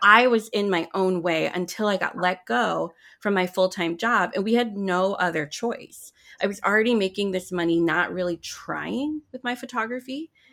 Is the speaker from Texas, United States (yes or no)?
no; Oahu, Hawaii, United States; moved away as an adult; also born or lived in New York City / California / Chicago; now in Big Island, Hawaii, United States; I'm I'm actually from Hawaii originally. I was born and raised on Oahu